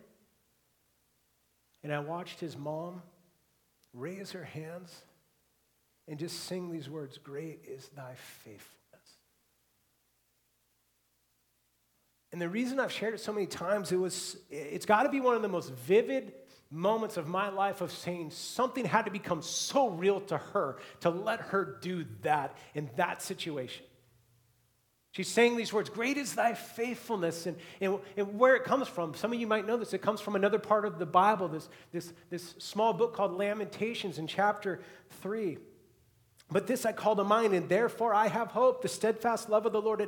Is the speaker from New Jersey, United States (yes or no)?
no; Seattle, Washington, United States; growing up in the Seattle area